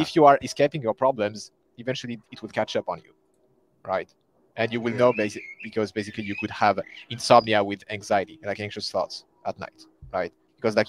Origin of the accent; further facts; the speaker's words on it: close to Paris, Île-de-France, France; English is a second language; also born or lived in Sweden; So born and raised in France, close to Paris, so the capital city